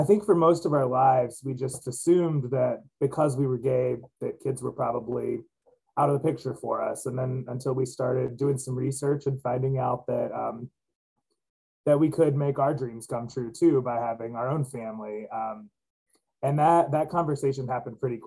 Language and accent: English; Virginia, United States; moved away as an adult; also born or lived in New York City / Idaho; now in Pennsylvania, United States; I grew up in Virginia